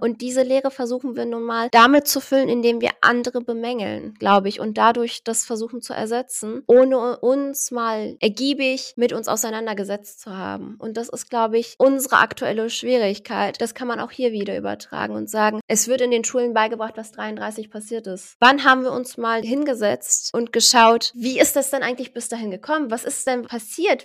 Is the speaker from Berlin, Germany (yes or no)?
yes; Berlin, Germany; ich bin zwar in Deutschland geboren, ich bin gebürtige Berlinerin